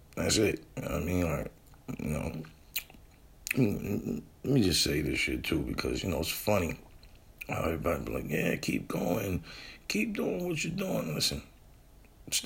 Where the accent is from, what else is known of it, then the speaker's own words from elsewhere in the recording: New Bedford, Massachusetts, United States; moved away; I'm from New Bedford, and it was home